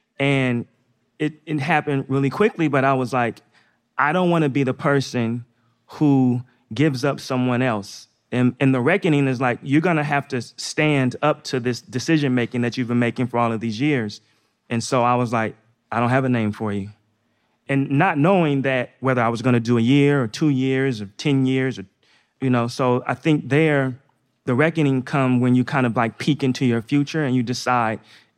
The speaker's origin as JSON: {"language": "English", "region": "Northeast", "country": "United States", "tie": "born or raised there", "said": "So I grew up in the Northeast. I played basketball just like all the other kids when I was young."}